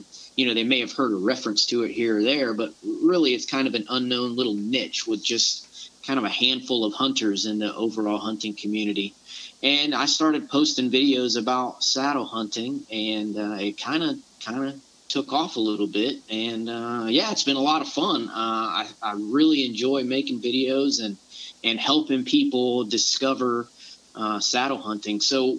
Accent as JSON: {"language": "English", "region": "Florida", "country": "United States", "tie": "born or raised there", "lives_now": "Fort Stewart, United States", "said": "But I was born and raised in the South. I grew up in the Panhandle of Florida, or Panama City and Pensacola area, so I'm very familiar with the swamps and the type of hunting that you guys deal with."}